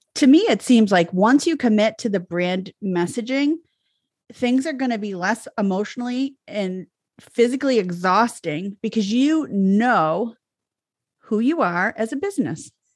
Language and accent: English; Boston, Massachusetts, United States; accent: barely Boston; I stayed, like, within five miles of the city, like, until I was twelve